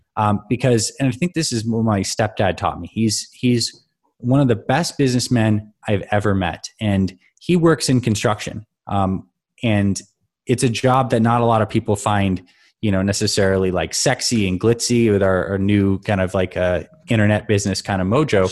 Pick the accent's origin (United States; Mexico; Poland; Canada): Canada; I grew up in Canada, so I skied a lot